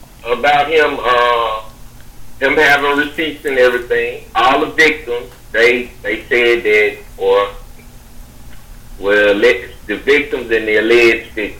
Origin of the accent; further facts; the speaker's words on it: Memphis, Tennessee, United States; moved away; back home where I'm from Memphis